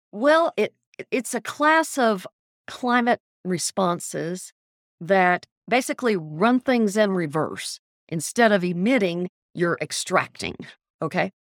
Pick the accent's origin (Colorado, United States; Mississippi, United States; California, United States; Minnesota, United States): Mississippi, United States; Biloxi; moved away as an adult; also born or lived in Texas; now in Louisiana, United States; I grew up in Biloxi, Mississippi, went to college in Louisiana and Mississippi and Texas